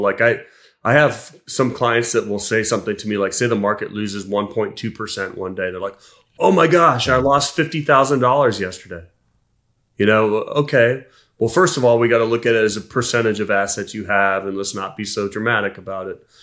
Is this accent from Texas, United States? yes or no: no; Columbus, Ohio, United States; I was born in Columbus, Ohio